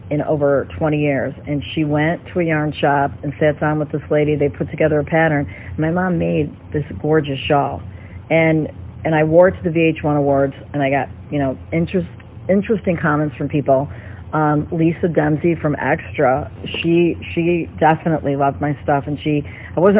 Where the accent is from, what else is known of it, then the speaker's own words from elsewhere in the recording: Chicago, Illinois, United States; born there; also born or lived in New York / Los Angeles / Miami; I'm an American girl. I'm born in Chicago. Um, I've lived in New York, LA, Miami, um, who knows where else.